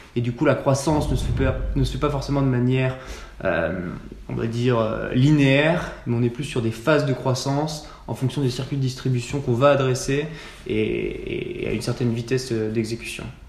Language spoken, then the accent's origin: French; Annecy, Auvergne-Rhône-Alpes, France; moved away as an adult; also born or lived in Nantes; j'ai grandi à Annecy